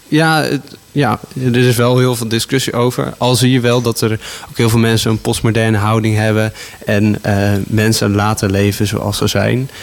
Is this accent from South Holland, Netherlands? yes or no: no; Houten, Utrecht, Netherlands; also born or lived in Gouda; Ik ben in Gouda geboren. Ik heb daar de eerste vijf jaar van mijn leven gewoond. En eh, daarna ben ik naar Houten verhuisd. En eh, sindsdien woon ik hier met veel plezier in Houten